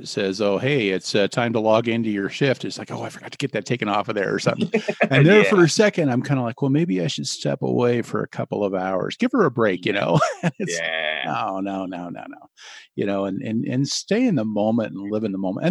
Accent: Nebraska, United States; now in Denver, United States; when I grew up in Nebraska

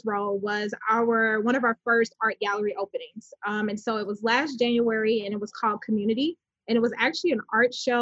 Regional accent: Chicago, Illinois, United States; moved away as an adult; now in Texas, United States; I was born and raised in Chicago

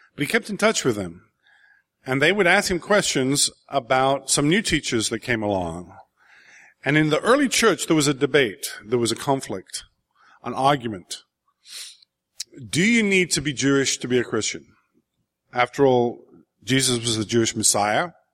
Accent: England, United Kingdom; growing up in England in the seventies

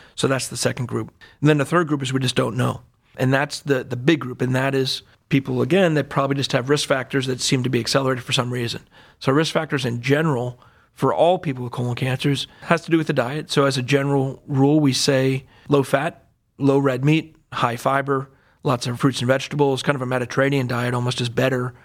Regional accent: Allentown, Pennsylvania, United States; moved away as an adult; also born or lived in Durham, North Carolina; now in Cleveland, United States; I grew up in Allentown, Pennsylvania, a little bit outside of Philadelphia

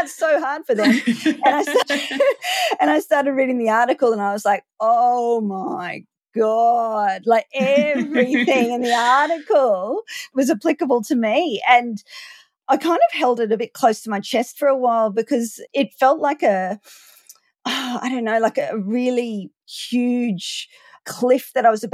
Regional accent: Queensland, Australia; also born or lived in Maleny, Queensland; I'm from Queensland in Australia.

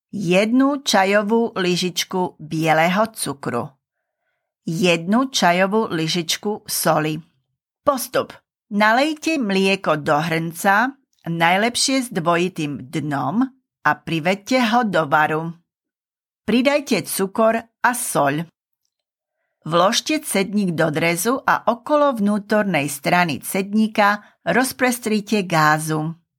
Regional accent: eastern Slovakia, Slovakia; moved away; I come from Eastern Slovakia and we don't have a traditions of whipping females

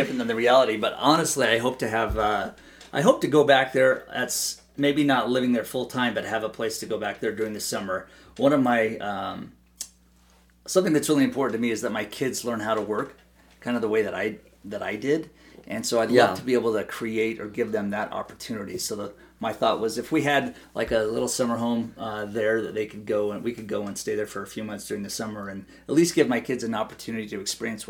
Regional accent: Idaho, United States; I think those are the types of things that my growing up in Idaho kind of, affected me in a positive way.

